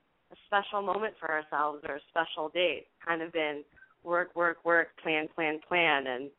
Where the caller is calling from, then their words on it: Oakland, California, United States; from Oakland, and I'm 25.